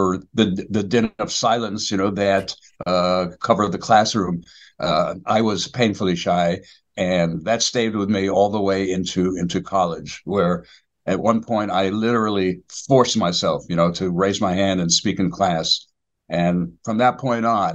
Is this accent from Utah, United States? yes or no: no; New York City, New York, United States; I was born and raised in the Bronx, and I went to public schools in the Bronx